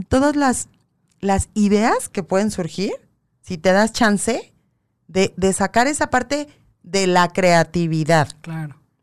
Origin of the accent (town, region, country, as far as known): Mexico